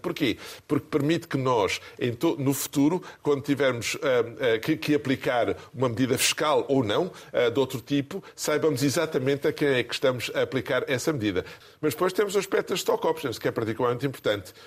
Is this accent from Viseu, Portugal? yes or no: no; Gafanha, Aveiro District, Portugal; moved away; also born or lived in Brussels, Belgium; É a minha terra de origem.